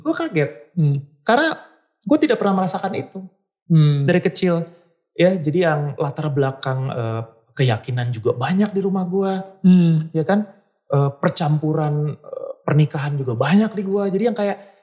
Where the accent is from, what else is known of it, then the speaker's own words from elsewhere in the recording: Bandung, West Java, Indonesia; besar di Bandung